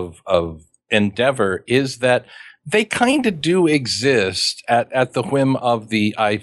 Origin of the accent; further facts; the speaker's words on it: Kansas, United States; We're from Kansas.